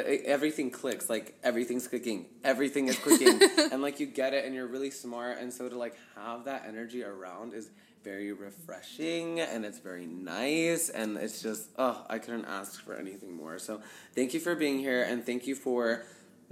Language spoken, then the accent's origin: English; United States; as a brown boy, you just, like, experience things, like, growing up in America